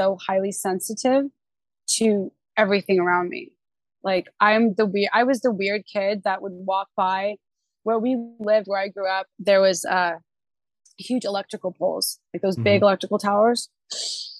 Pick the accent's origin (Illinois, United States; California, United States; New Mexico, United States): California, United States; Los Angeles; also born or lived in Huntington Beach area, California; I grew up in the San Fernando Valley.